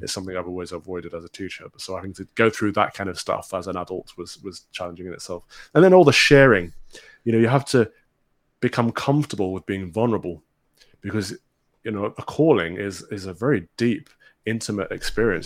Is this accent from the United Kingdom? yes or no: yes; Mansfield, East Midlands, United Kingdom; I'm from the Midlands, a former miners' town called Mansfield, which is in Robin Hood country. Um, grew up, you know, playing around in Sherwood Forest